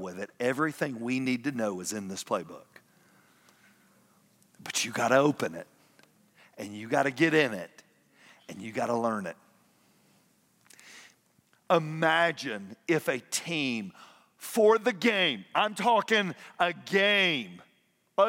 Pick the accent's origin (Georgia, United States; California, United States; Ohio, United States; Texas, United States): Georgia, United States; Atlanta; I grew up in Atlanta